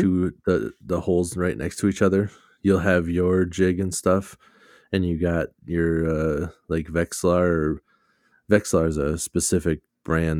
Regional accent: Minnesota, United States; we're from Minnesota

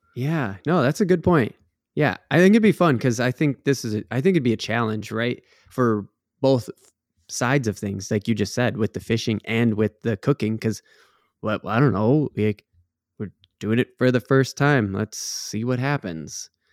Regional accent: Minnesota, United States; growing up in Minnesota, that's something you get, a lot of people get taught from an age, from a young age

